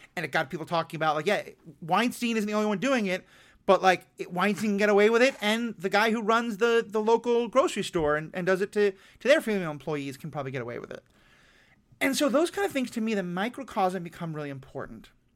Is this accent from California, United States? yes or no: no; New York City, New York, United States; I grew up in New York City in a Jewish household